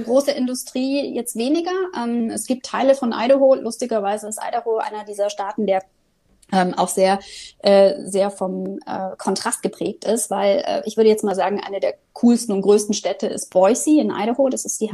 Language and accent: German; Germany; als Deutsche